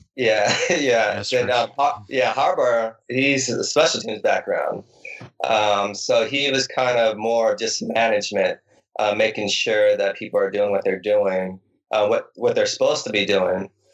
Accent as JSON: {"language": "English", "region": "Nevada", "country": "United States", "tie": "born or raised there", "said": "When I was in high school, I grew up in Nevada"}